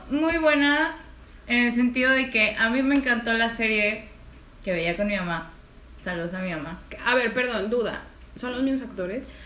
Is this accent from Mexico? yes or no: yes; Mexico